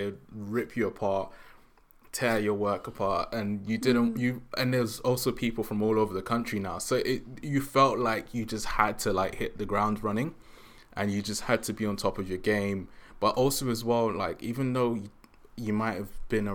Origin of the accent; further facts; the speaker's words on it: London, United Kingdom; So I grew up in South.